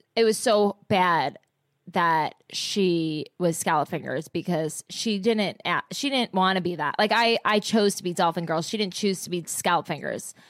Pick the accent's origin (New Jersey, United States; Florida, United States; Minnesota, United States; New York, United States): New Jersey, United States; I'm from Jersey